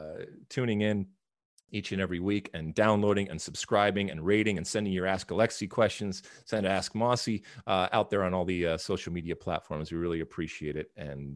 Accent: Michigan, United States; when I was being a juvenile delinquent back in the 80s, growing up in Michigan, we used to find ways to procure alcohol, let's say on a weekend.

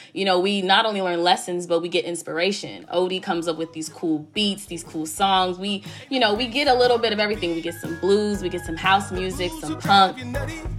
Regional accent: Chicago, Illinois, United States; I'm from the South Side

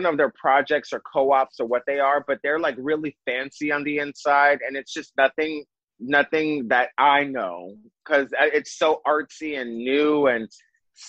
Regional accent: New York City, New York, United States; also born or lived in Los Angeles; I was born and raised in Brooklyn, moved out once, and within 6 months was like, well, time to go back home

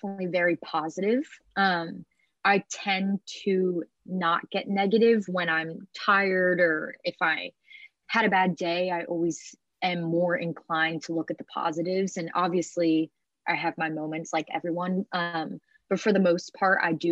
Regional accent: Haddonfield, New Jersey, United States; I'm from Haddonfield, New Jersey, which is like 10 minutes outside of Philadelphia

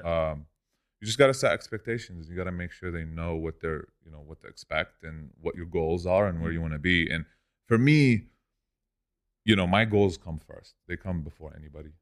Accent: Lebanon; moved away as an adult; also born or lived in Orange County, California; now in Los Angeles, United States; I grew up in Lebanon. I came here when I was eighteen alone.

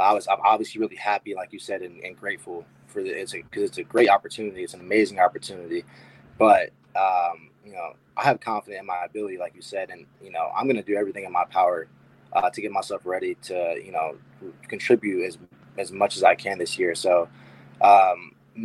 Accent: Columbus, Ohio, United States; I went to Hilliard-Davidson High School. It's a suburb of Columbus.

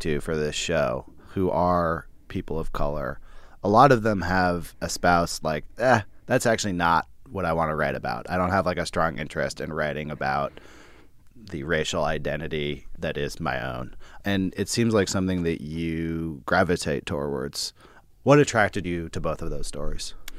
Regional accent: Berkeley, California, United States; I grew up in Berkeley

